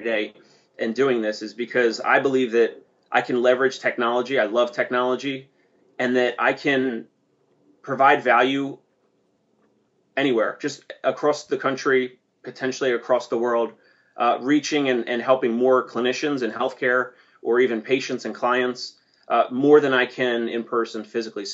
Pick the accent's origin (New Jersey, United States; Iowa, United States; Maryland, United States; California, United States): New Jersey, United States; I come from South Jersey, and my dad owns and operates a tree service